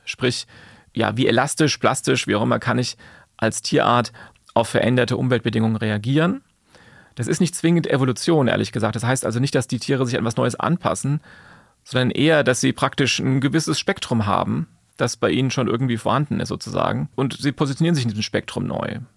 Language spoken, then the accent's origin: German; Taunus, Hesse, Germany; im Taunus, da komme ich auch her aus der Ecke